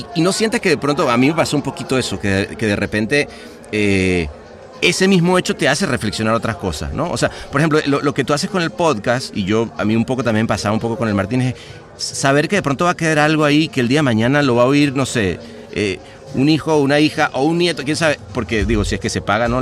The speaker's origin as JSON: {"language": "Spanish", "country": "Venezuela", "tie": "born or raised there", "said": "yo siendo venezolano crecí en una Venezuela"}